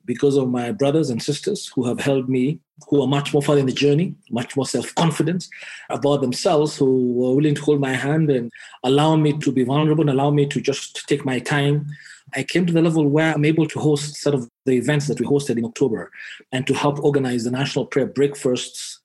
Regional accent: Nakuru, Nakuru County, Kenya; born in Kenya, born and bred in Kenya, in a little town called Nakuru, in the heart of the Rift Valley

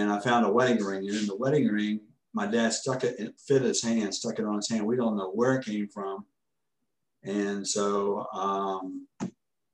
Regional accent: Orlando, Florida, United States; In Florida. I grew up in Orlando. I'm from Orlando

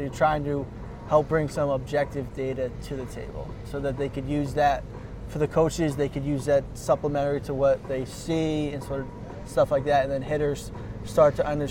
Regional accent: Stamford, Connecticut, United States; Stamford, Connecticut.

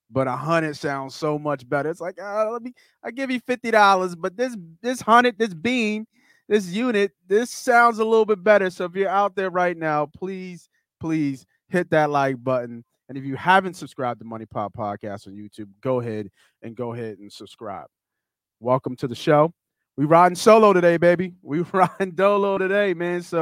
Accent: Philadelphia, Pennsylvania, United States; We're from Philly, fucking Philly.

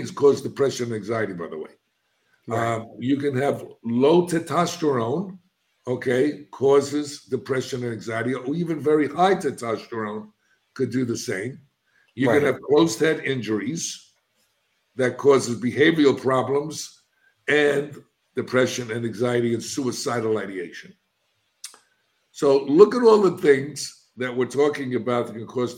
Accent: New York City, New York, United States; moved away as an adult; now in Florida, United States; I'm a kid from the South Bronx. I'm an inner city kid.

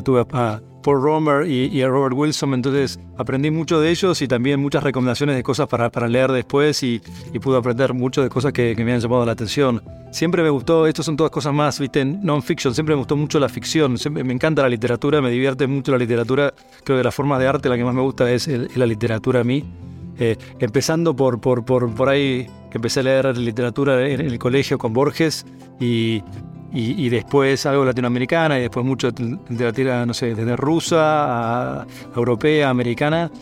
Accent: San Isidro, Buenos Aires Province, Argentina; Soy de, Buenos Aires, eh, vivía en la zona norte de Buenos Aires, en un lugar que se llama San Isidro. Fui allí al colegio.

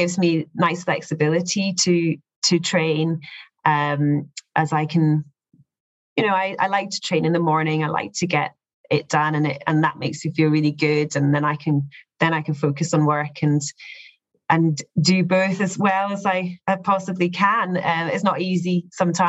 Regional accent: Scotland, United Kingdom; moved away as an adult; also born or lived in Dubai; I'm from Scotland

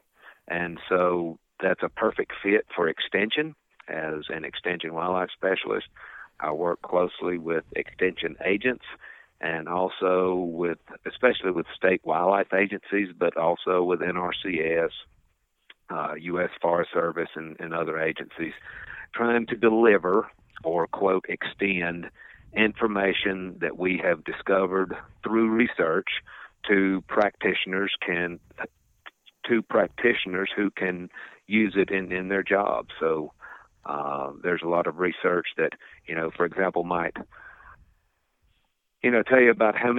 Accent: Piedmont of North Carolina, United States; I was growing up in the Piedmont of North Carolina on a small farm

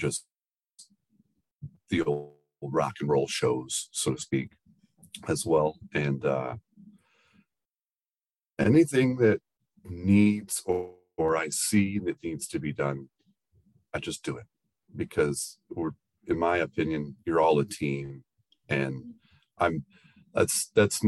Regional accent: Muskegon, Michigan, United States; moved away; I am from Muskegon, Michigan originally

